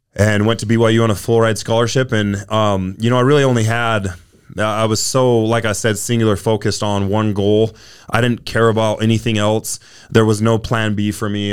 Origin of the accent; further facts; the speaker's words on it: South Jordan, Utah, United States; I, I grew up in South Jordan, Utah